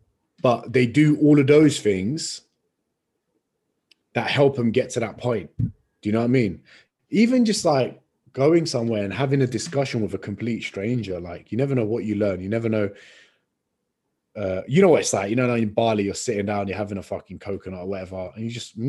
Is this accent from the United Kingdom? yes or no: yes; London, United Kingdom; Where are you from? London. No way. Whereabouts? Where in London? I'm a London boy. Talk to me.